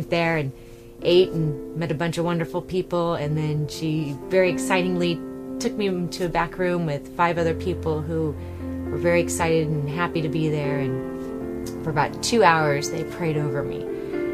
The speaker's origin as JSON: {"language": "English", "town": "Rancho Cucamonga", "region": "California", "country": "United States", "said": "I'm from Southern California, Rancho Cucamonga area"}